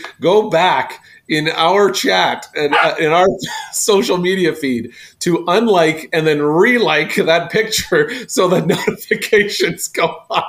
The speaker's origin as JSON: {"language": "English", "country": "Canada", "said": "I love being Canadian"}